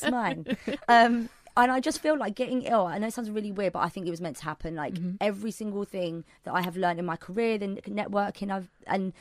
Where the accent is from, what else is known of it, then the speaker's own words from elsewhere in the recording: London, United Kingdom; I'm a Londoner